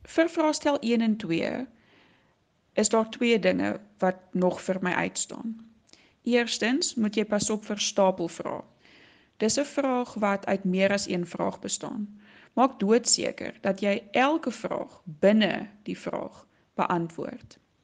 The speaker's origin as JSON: {"language": "Afrikaans", "area": "Swartland", "region": "Western Cape", "country": "South Africa", "accent": "Swartland brei (rolled r)", "said": "Ek kom van die Swartland af. Dis hoekom ek so lekker brei"}